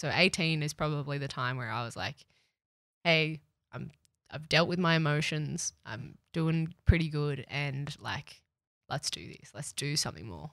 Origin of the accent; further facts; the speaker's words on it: Cronulla, New South Wales, Australia; I grew up in the Sutherlandshire in New South Wales, Cronulla